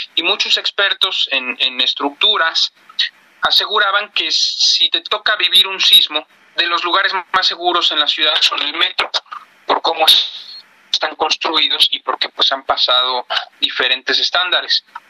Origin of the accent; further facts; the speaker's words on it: Mexico; como mexicano